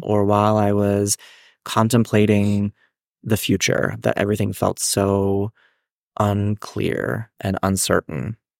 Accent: Hannastown, Pennsylvania, United States; also born or lived in Japan; I grew up in this small town called Hannahstown, Pennsylvania.

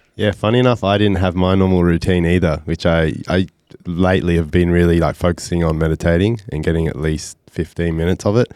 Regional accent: Byron Bay, New South Wales, Australia; I grew up in Byron Bay

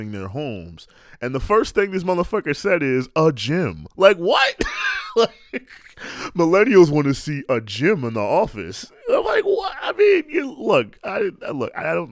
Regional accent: New York City, New York, United States; I'm from New York

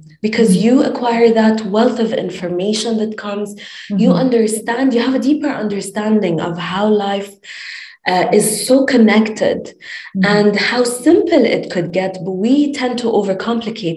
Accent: Dubai, United Arab Emirates; also born or lived in Lebanon; I'm originally from Lebanon. I'm based in Dubai, born and raised in Dubai

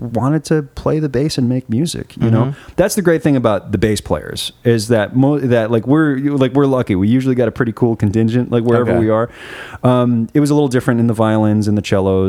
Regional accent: United States; moved away as an adult; also born or lived in London; I walked into this school as an American bass player playing Bach

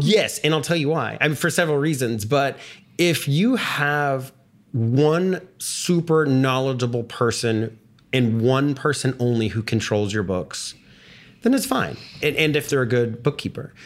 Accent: Texas, United States; I grew up in Texas

